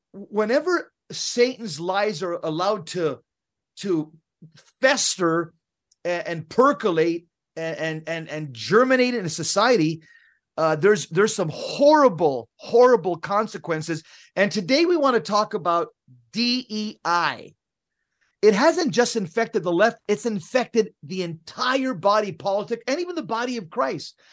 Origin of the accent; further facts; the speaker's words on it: San Fernando, California, United States; I grew up in Southern California, in the most violent neighborhood in California in the seventies.